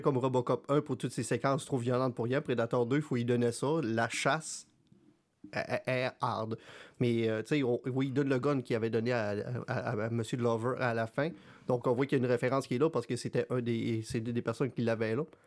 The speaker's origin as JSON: {"language": "French", "region": "Quebec", "country": "Canada", "said": "en tant que Québécois"}